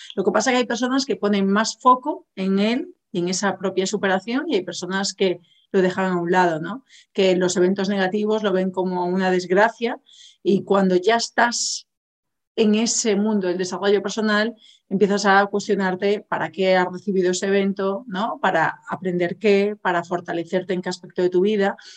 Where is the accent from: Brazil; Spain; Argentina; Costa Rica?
Spain; Galicia; yo soy gallega